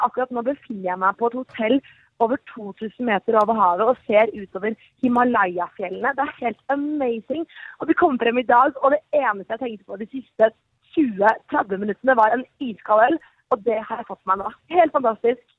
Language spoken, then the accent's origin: Norwegian; Norway; å være her som nordmann